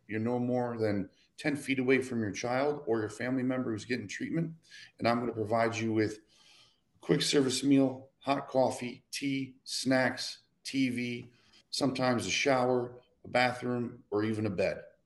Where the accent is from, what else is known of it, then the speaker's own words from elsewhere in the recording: Detroit, Michigan, United States; moved away as an adult; also born or lived in Philadelphia; I grew up in Detroit.